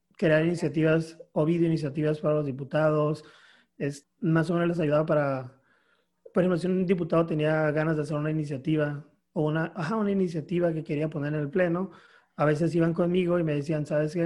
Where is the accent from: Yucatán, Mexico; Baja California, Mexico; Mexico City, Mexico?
Baja California, Mexico; Mexicali; Soy de Mexicali, Baja California